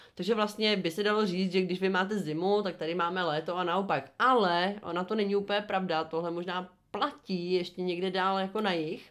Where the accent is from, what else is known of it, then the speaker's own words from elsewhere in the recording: Czechia; u nás v Republice České